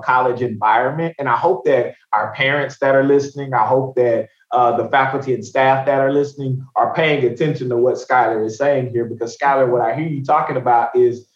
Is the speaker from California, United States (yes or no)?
no; Tyler, Texas, United States; now in Austin, United States; I'm from Tyler. So I grew up about 4 hours from here